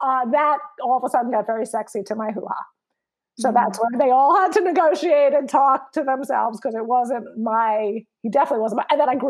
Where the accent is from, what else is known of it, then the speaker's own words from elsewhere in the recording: New York, United States; from New York